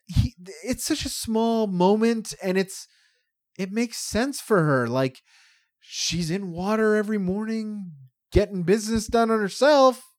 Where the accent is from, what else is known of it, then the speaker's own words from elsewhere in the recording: Canada; also born or lived in Toronto; I'm a white Canadian dude